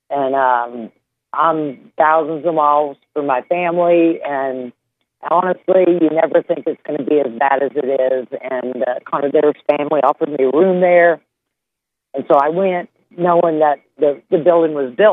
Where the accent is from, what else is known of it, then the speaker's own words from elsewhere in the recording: Louisiana, United States; I've caught tail ends, the outer bands of hurricanes before I come here from Louisiana.